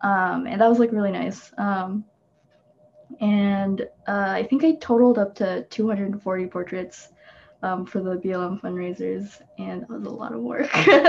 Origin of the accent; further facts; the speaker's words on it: Philippines; I just wanted to donate to them too, because that's my home country. And it's a little bit harder to find reputable funds to donate to for the Philippines